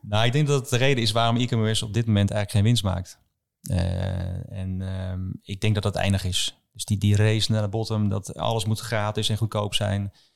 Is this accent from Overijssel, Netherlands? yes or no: yes; Schalkhaar, Overijssel, Netherlands; also born or lived in Wilnis; Schalkhaar. Ik ben ik ben net geboren in Wilnis, maar daarna naar ja, Salland verhuisd